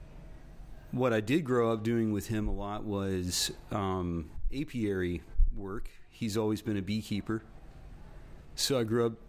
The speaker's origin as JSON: {"language": "English", "town": "Romney", "region": "West Virginia", "country": "United States", "tie": "born or raised there", "said": "I grew up in Romney."}